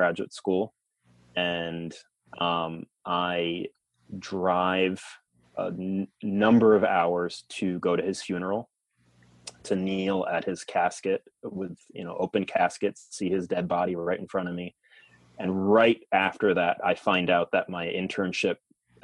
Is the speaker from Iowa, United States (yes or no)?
no; Long Island, New York, United States; moved away as an adult; also born or lived in New Mexico; I grew up in New York on Long Island.